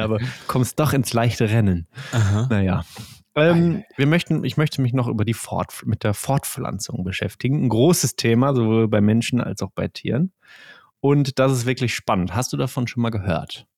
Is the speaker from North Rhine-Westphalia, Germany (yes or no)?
yes; Ruhr area, North Rhine-Westphalia, Germany; ein Kind des Ruhrgebiets wie wir.